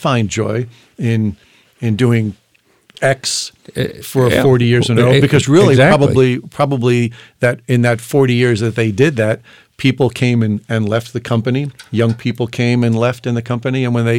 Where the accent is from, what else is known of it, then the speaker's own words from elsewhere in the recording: New York, United States; I'm from New York, so I can